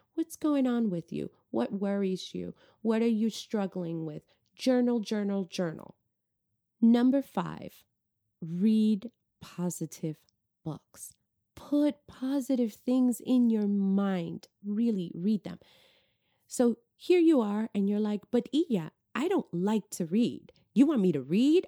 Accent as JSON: {"language": "English", "region": "New York", "country": "United States", "moved": "yes", "said": "I'm originally from New York."}